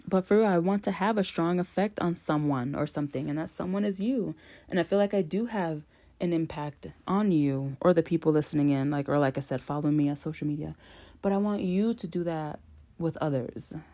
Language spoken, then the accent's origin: English; New York, United States; I'm from New York